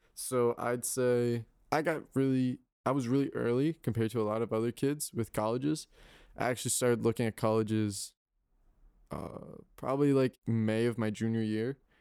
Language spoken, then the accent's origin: English; Guilford, Connecticut, United States; moved away as an adult; I come from Guildford, Connecticut